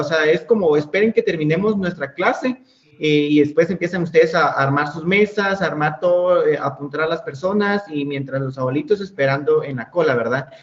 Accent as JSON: {"language": "Spanish", "country": "Guatemala", "said": "como lo es en nuestro país"}